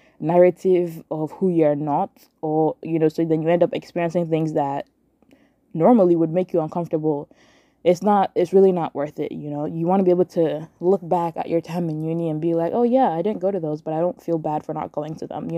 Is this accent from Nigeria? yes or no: yes; Nigeria; moved away; Growing up in Nigeria